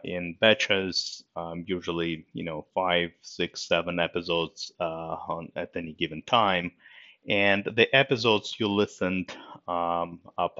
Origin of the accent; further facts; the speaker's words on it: Moscow, Russia; English is a second language; now in United States; I was born in Moscow, Russia, and in 1993, you know, my family and myself, we emigrated to US, and that's where I lived ever since